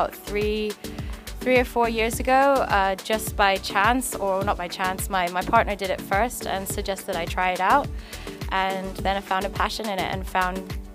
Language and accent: English; Hong Kong; also born or lived in Australia; I am an Australian-born girl who grew up in Hong Kong